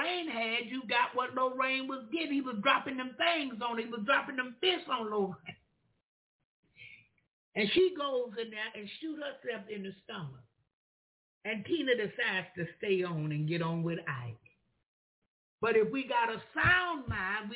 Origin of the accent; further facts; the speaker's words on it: the South, United States; Y'all know I'm from the South. We say children